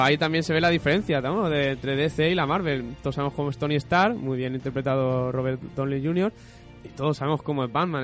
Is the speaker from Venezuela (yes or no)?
no; Spain; somos de aquí de España